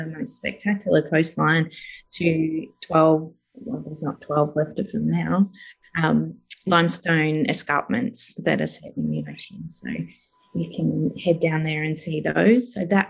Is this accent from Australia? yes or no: yes; Dimboola, Victoria, Australia; also born or lived in Seymour / Broadford / Mornington / Falls Creek; now in Melbourne, Australia; we ended up in Dimboola in Western Victoria, so in the little desert area. And we ended up then, my sister and I were at school age, so we ended up staying there